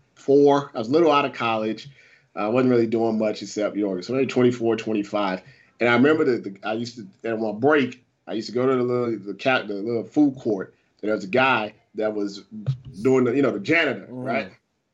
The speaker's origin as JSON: {"language": "English", "region": "Midwest", "country": "United States", "said": "And I was like from the Midwest."}